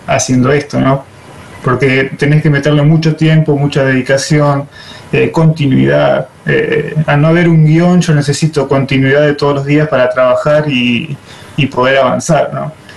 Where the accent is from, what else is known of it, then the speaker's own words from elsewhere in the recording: La Pampa, Argentina; Yo soy de La Pampa